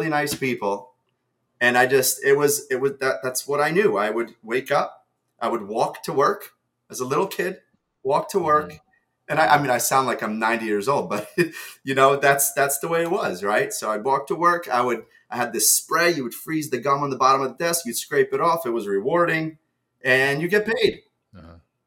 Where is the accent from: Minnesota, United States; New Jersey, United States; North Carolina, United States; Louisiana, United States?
New Jersey, United States; English is a second language; also born or lived in Ukraine; I moved here to America from Ukraine when I was 7